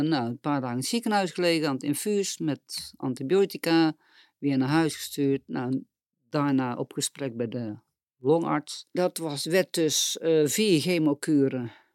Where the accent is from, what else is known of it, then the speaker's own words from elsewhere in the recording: Boxtel, North Brabant, Netherlands; ik kom uit Boksel